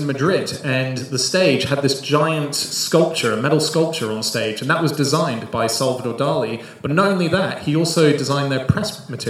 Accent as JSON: {"language": "English", "country": "Australia", "said": "I'm an Aussie."}